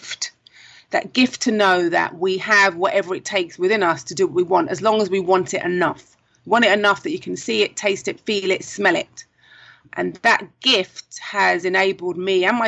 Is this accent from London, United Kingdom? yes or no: yes; London, United Kingdom; moved away as an adult; now in Trinidad and Tobago; maybe you can tell from the accent, I am originally from London, South London. I came to Trinidad 17 years ago this month